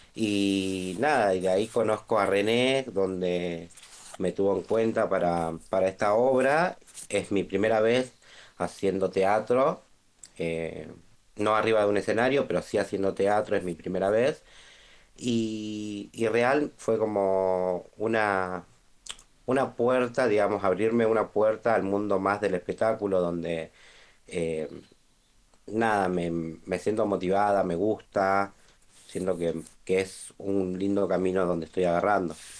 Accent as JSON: {"language": "Spanish", "town": "Rosario", "region": "Santa Fe", "country": "Argentina", "said": "soy de Rosario"}